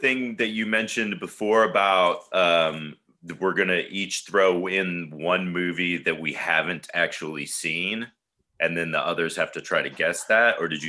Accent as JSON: {"language": "English", "town": "Boston", "region": "Massachusetts", "country": "United States", "tie": "born or raised there", "said": "I was born in Boston"}